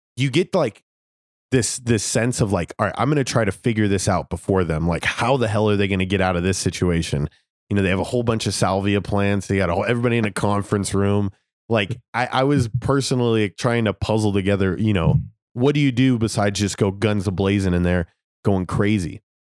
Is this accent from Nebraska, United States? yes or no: no; Las Vegas, Nevada, United States; I'm from Las Vegas